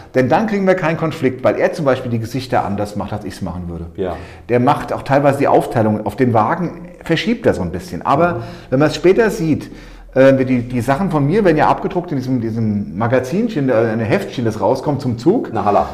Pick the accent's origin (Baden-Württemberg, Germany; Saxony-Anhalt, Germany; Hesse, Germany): Hesse, Germany; Walluf; moved away as an adult; also born or lived in Eltville; now in Untertaunus, Germany; geboren in Eltville im Krankenhaus, aber ansonsten Walluffe